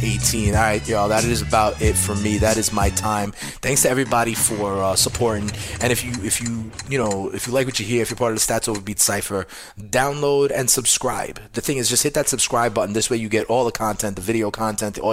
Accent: New York City, New York, United States; Keeping it here in NYC as well. You know we do it. Born and raised

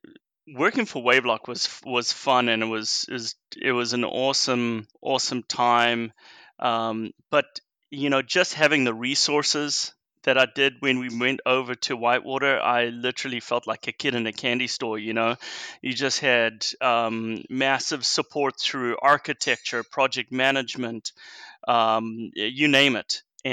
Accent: South Africa; now in United States; I'm actually originally from South Africa, and I moved here back in 2000.

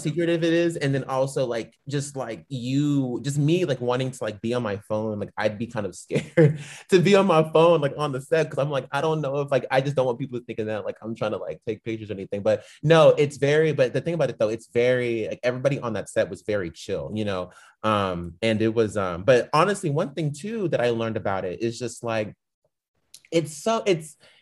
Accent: Dallas, Texas, United States; also born or lived in Fort Lauderdale, Florida / California; now in Atlanta, United States; So I'm originally from Dallas, Texas. I grew up in Dallas, Texas, but I was born in Fort Lauderdale, Florida

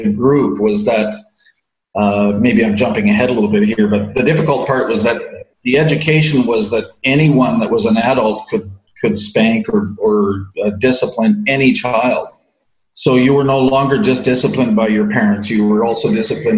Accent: Newmarket, Ontario, Canada; I was born in Newmarket, Ontario, Canada, and I was raised in a church called the Christian Reformed Church

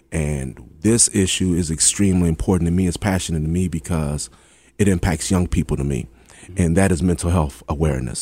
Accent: Hampton, Virginia, United States; I'm from Hampton

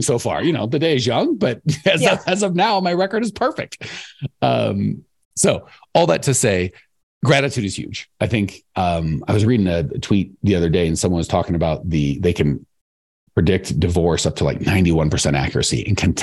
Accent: United States; I'm American

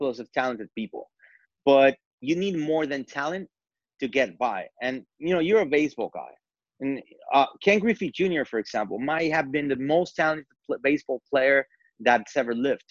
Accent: Mexico City, Mexico; English is a second language; moved away as an adult; now in United States; being born and raised in Mexico City, which is a very, very diverse metropolis

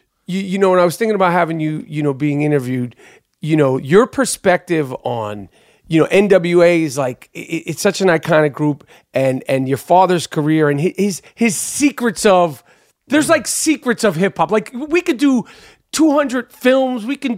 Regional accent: New York, United States; Like, I'm from New York. We've only heard New York hip-hop except for, like, a few pieces.

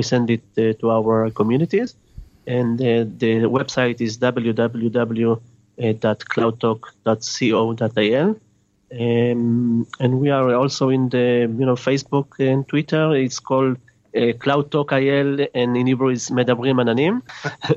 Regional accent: Argentina; now in Israel; I was born in Argentina.

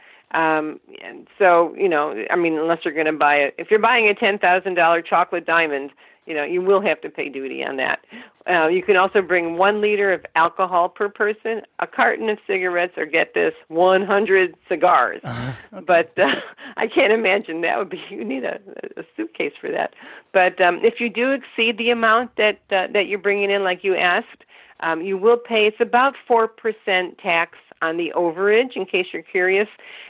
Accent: Nome, Alaska, United States; To tell people I was, and I was born in Nome.

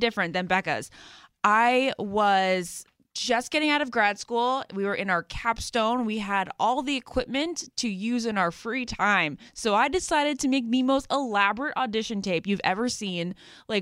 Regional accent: Great Falls, Virginia, United States; I'm from Great Falls, Virginia

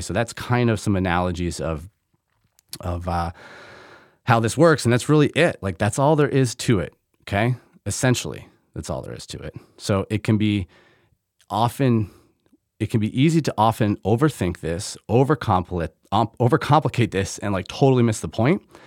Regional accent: Middlebury, Vermont, United States; now in Michigan, United States; I grew up in Middlebury, Vermont

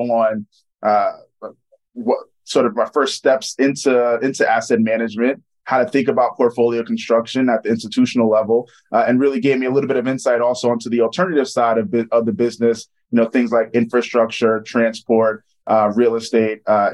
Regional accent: New York, United States; moved away as an adult; also born or lived in Charlottesville, Virginia; I'm originally from New York. My dad owns his own dentist practice in Queens

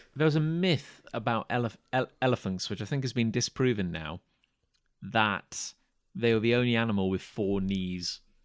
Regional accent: United Kingdom; I was from Britain

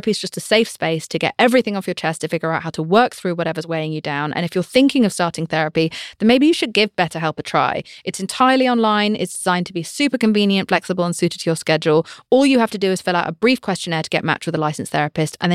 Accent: United Kingdom; I'm British.

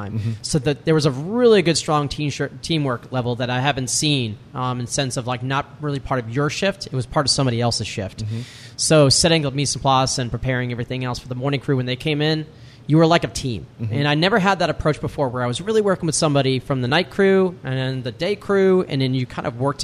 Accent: New York, United States; moved away; also born or lived in Maine; I'm from New York. Grew up there, and I was just in love with the city

